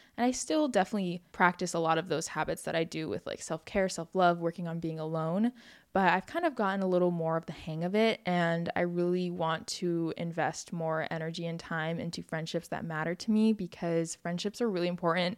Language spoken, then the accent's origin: English; Oahu, Hawaii, United States; I grew up in Hawaii on the island of Oahu, and I've lived here my whole life